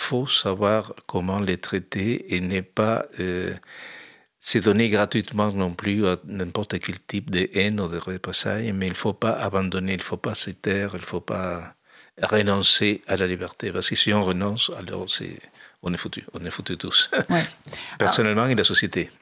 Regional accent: Uruguay; moved away as an adult; now in France; quand je suis parti de l'Uruguay. Je suis parti quand ça s'installait la dictature

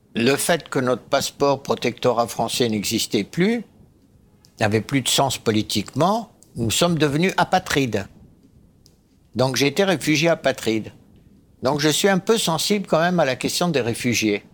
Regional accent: Egypt; moved away; Je suis né en Égypte

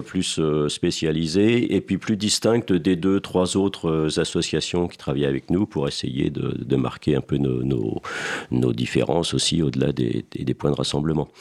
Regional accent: Seine-et-Marne, Île-de-France, France; je suis originaire, je suis un, un Seine-et-Marnais, je suis originaire du fin fond de la Seine-et-Marne dans la campagne

